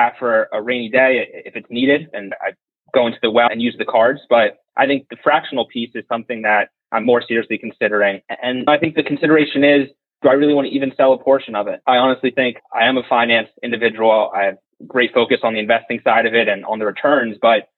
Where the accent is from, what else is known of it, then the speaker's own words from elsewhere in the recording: Cherry Hill, New Jersey, United States; I grew up in Cherry Hill, New Jersey, about 15 minutes from Philadelphia